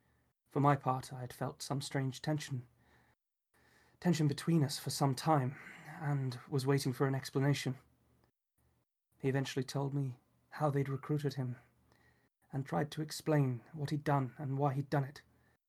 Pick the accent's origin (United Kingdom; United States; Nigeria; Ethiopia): United Kingdom; Enfield, London; And I grew up partially in Enfield, London.